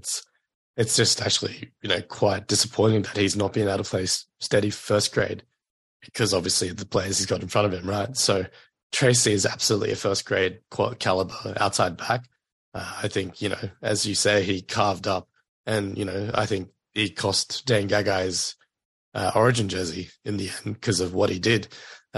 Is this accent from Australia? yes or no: yes; Queensland, Australia; as a Queenslander